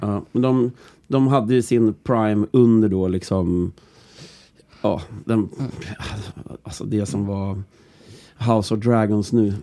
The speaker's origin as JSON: {"language": "Swedish", "region": "Norrland", "country": "Sweden", "said": "mig som norrlänning"}